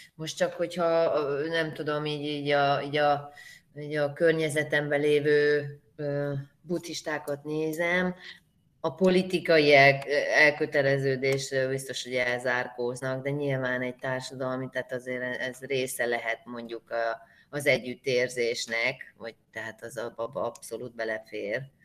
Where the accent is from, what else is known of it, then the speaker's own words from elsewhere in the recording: Hungary; én vidéken nőttem fel